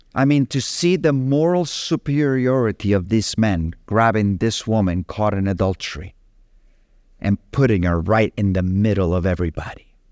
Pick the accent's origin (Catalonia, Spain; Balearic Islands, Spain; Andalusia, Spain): Balearic Islands, Spain; Capdepera; moved away; in my hometown of Catepera